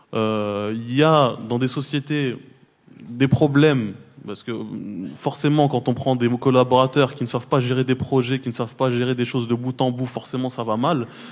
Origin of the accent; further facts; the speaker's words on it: Trappes, Île-de-France, France; je viens de Trappe, qui a 50 ans en Yvelines